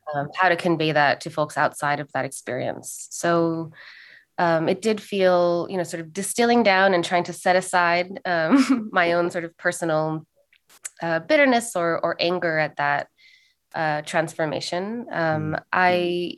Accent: Los Angeles, California, United States; also born or lived in Santa Cruz; I was raised in Los Angeles

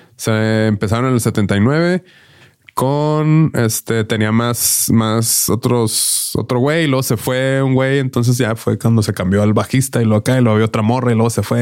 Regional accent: Mexico; nosotros vivíamos acá en México

